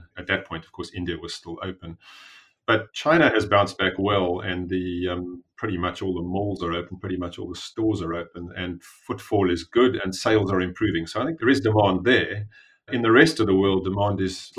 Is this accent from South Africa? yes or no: yes; South Africa; also born or lived in Cambridge / Johannesburg; I am a South African. I grew up in South Africa